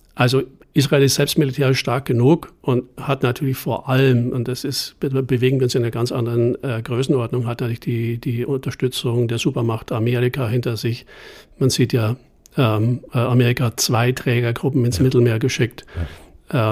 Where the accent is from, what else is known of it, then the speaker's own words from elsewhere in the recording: Germany; als Deutscher